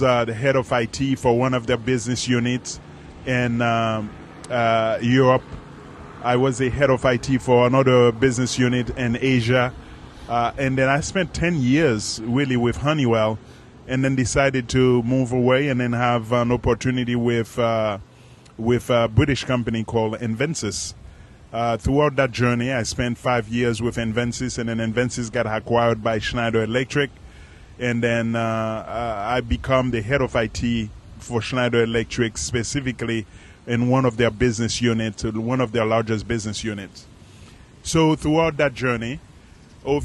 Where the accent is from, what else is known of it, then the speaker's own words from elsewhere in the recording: Ferrier, Haiti; moved away; I'm from Haiti. I was born in a little dirt town called Ferrier